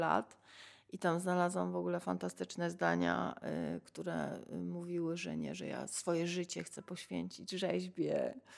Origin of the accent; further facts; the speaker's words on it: Sanok, Subcarpathian Voivodeship, Poland; ja się urodziłam w Sanoku